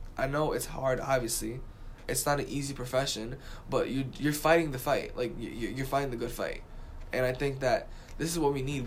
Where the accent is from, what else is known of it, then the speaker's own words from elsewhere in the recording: New York City, New York, United States; I'm from the Bronx.